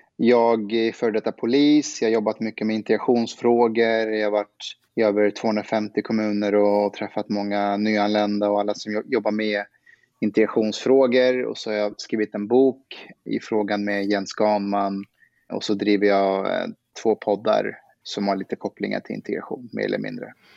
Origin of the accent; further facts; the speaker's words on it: Afghanistan; now in Sweden; jag, jag, är afghan, då skämtar vi så att jag, jag är en superassimilerad bostadsrättsafghan